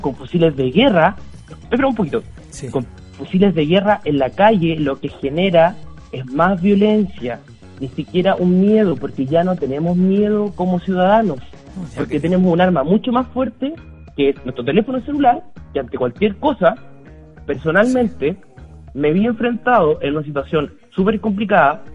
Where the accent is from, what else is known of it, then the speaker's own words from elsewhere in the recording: Chile; tenemos como chilenos